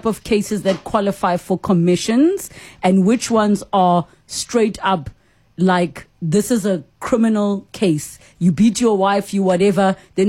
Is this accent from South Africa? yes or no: yes; South Africa; I think there is a lot to learn as the South African public.